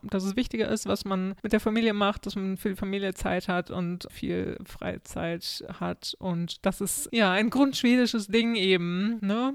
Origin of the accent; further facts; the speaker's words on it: Lower Saxony, Germany; now in Sweden; Ja, ich komme ja aus Niedersachsen